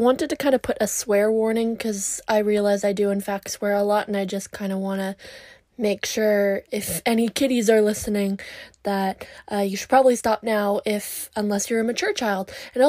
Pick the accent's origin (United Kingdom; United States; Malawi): United Kingdom; Scotland; I'm Scottish, so that's really, really cool.